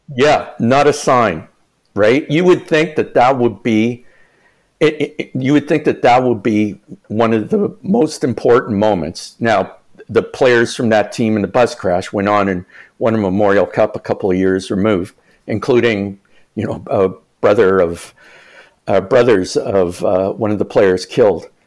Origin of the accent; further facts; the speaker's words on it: the East, Eastern Canada, Canada; I'm from the East